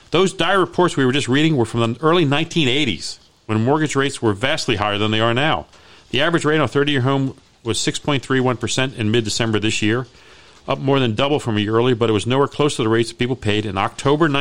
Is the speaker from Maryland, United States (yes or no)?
yes; Hyattsville, Maryland, United States; I grew up there. I mean, we were the only. We were really the only white family in, in the neighborhood.